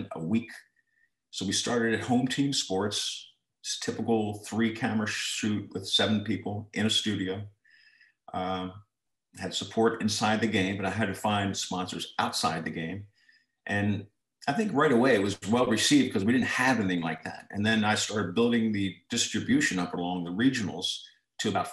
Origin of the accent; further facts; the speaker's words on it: Towson, Maryland, United States; I was from Towson High School